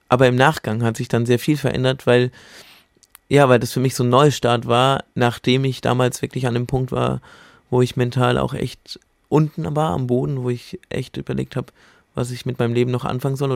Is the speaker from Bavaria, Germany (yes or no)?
yes; Bamberg, Bavaria, Germany; Und dann habe ich mich in meiner Heimatstadt in Bamberg drum gekümmert, bin da an die Uni gegangen.